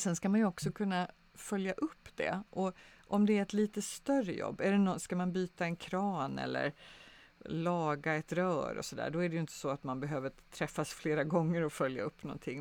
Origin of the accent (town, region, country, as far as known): Sweden